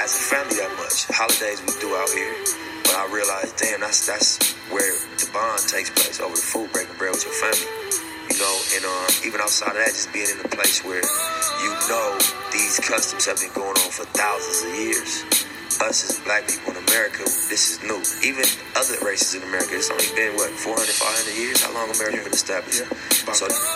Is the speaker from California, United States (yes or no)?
yes; Los Angeles, California, United States; my dad is from Africa, but I was raised in South Central